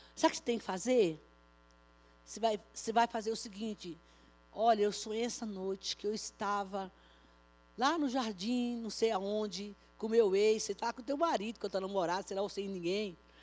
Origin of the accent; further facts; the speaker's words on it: Bahia, Brazil; now in São Paulo, Brazil; lá na minha terra, viu? Lá na Bahia